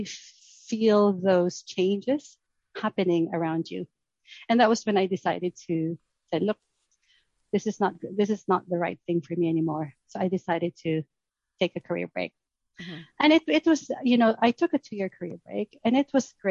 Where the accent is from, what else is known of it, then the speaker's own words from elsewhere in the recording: Philippines; moved away as an adult; now in Surrey, United Kingdom; I was originally from the Philippines, so I moved here to do my MBA.